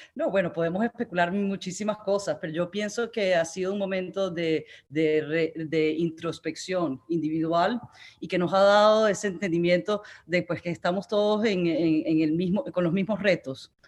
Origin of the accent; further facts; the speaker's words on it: Amazonas, Venezuela; moved away; Yo crecí en el Amazonas venezolano con unos padres extraordinarios